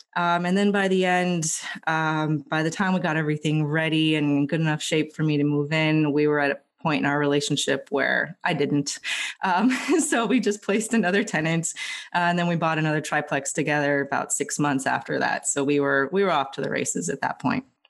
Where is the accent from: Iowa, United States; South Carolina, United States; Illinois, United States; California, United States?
California, United States; Los Angeles; moved away as an adult; now in Philadelphia, United States; I'm originally from Los Angeles